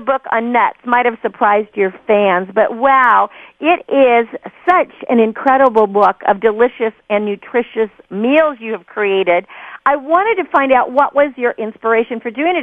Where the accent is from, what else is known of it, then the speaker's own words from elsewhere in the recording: Napa Valley, California, United States; I grew up uh, in the vineyard. I'm from Napa Valley